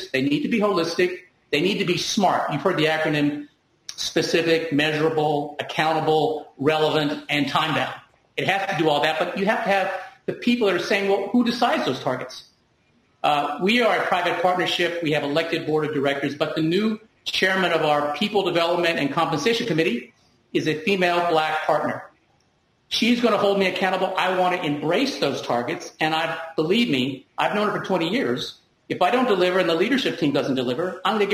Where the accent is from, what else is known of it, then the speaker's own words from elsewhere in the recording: Deep South, United States; moved away; I'm an immigrant minority, and I grew up in the Deep South.